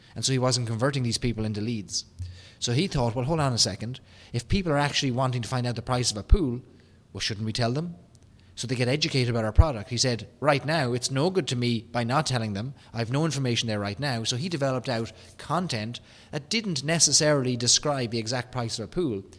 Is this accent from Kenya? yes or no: no; Ireland; accent: Irish; my Irish accent